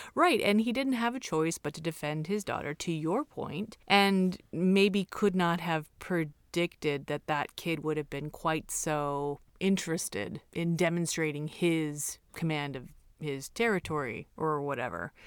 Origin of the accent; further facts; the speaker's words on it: Hawthorne, California, United States; I'm from Hawthorne